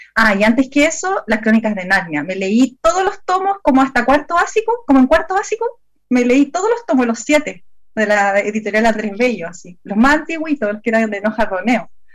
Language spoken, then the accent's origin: Spanish; Santiago, Santiago Metropolitan Region, Chile; now in southern Chile; originalmente eh, yo viví y crecí en Santiago, en la comuna de La Florida